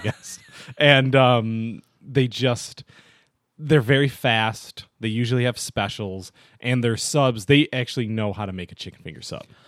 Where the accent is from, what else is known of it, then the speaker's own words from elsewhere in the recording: Olean, New York, United States; also born or lived in Buffalo, New York; now in Rochester, United States; I was just in Olean, which is where my hometown is